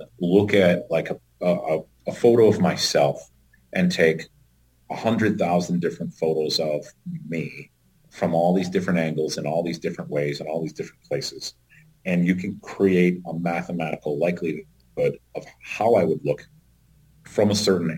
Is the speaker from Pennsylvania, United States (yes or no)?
no; Tennessee, United States; also born or lived in upper Midwest; now in North Dakota, United States; I grew up in Tennessee, so I instantly have an accent